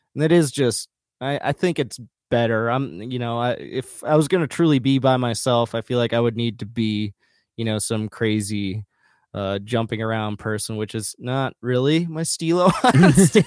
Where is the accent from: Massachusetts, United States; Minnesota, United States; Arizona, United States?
Minnesota, United States; rural west central; moved away; also born or lived in Bogotá, Colombia; I was adopted from Bogotá, Colombia, uh, when I was a baby, and then I grew up in rural west central Minnesota